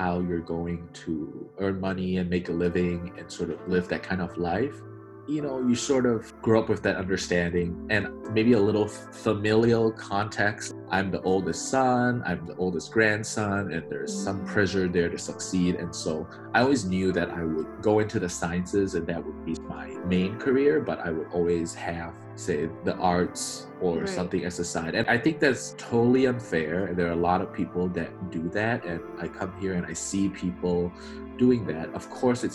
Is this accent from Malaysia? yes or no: yes; Malaysia; moved away as an adult; now in United States; I grew up in Malaysia, over in Southeast Asia. I'm third generation Malaysian Chinese